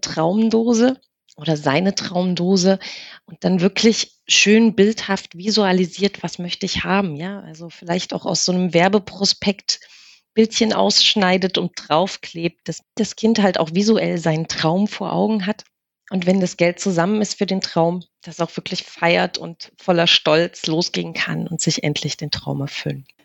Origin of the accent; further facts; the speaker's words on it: Germany; wir sind ja in der DDR groß geworden